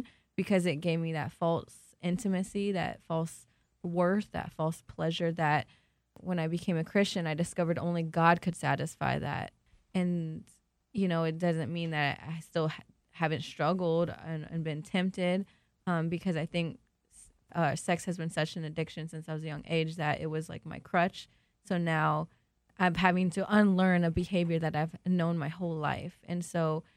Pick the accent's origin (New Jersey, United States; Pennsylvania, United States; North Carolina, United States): North Carolina, United States; Charlotte; also born or lived in Peru; originally from Peru, raised in Charlotte